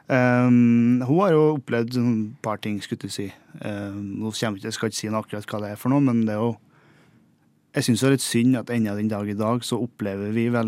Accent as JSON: {"language": "Norwegian", "town": "Singsås", "region": "Trøndelag", "country": "Norway", "tie": "born or raised there", "said": "Nei, jeg kommer fra en liten bygd som heter for eh, Singsås i Trøndelag. Eh, og så er jeg 28 år på mars blir. 7. mars. Uh, oppvokst eh, der. Jeg har skilte foreldre, så jeg har bodd litt i Trondheim og litt uh, oppe i Singsås"}